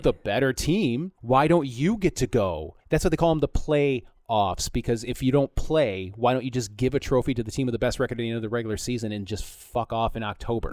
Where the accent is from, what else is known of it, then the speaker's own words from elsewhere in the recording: Flint, Michigan, United States; moved away; also born or lived in Philadelphia, Pennsylvania; I was born and raised in Flint